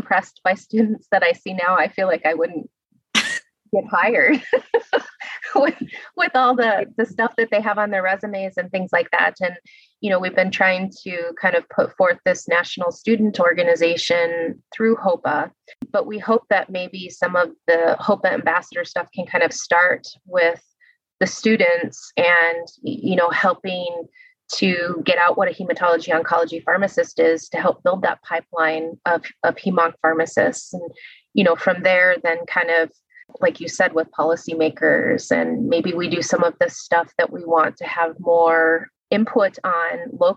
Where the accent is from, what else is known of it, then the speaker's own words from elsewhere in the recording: Illinois, United States; moved away; I'm from Illinois, actually, originally. I'm from kind of the rural side of the state, towards the Iowa border.